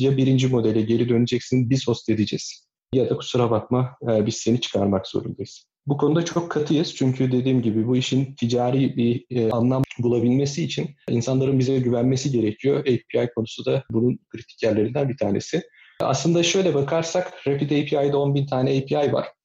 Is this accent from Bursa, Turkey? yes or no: no; İzmir, Turkey; moved away as an adult; also born or lived in Nazilli, Aydın / Istanbul; now in Kuşadası, Turkey; Aydın Nazilli'de doğdum, İzmir'de büyüdüm.